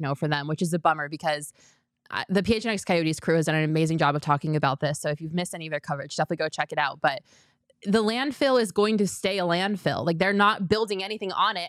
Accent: Colorado, United States; I'm from Colorado. I'm sorry. I grew up a Rockies fan.

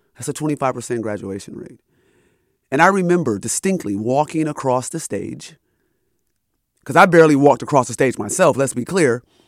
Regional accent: Rochester, New York, United States; So, I'm from upstate New York. I'm from Rochester, New York

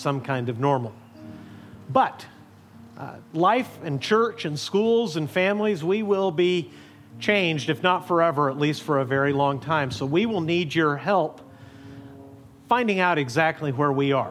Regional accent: Amarillo, Texas, United States; I was born in Amarillo

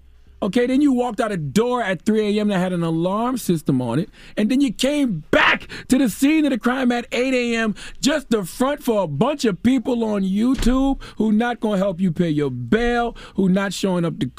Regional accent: Moncks Corner, South Carolina, United States; Okay, I grew up in Monk's Corner, South Carolina. The population was 7,000 people.

